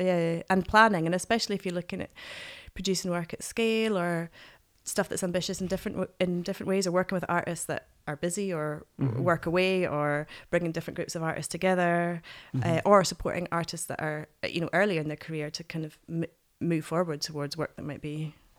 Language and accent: English; Glasgow, Scotland, United Kingdom; born there; also born or lived in Oban / Black Isle; I was born in Glasgow. I lived in Oban for a while and then moved to Black Isle.